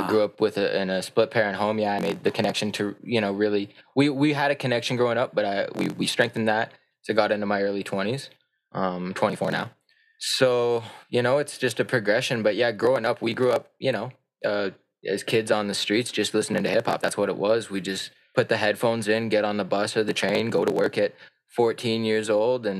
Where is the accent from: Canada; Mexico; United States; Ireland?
Canada; Calgary, Alberta; also born or lived in Whitehorse, Yukon / High River, Alberta; I've been in Calgary since like eight years old or 7 years old